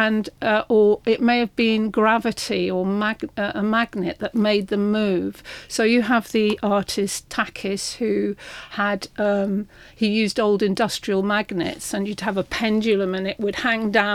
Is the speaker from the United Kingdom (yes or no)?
yes; London, United Kingdom; I was from Putney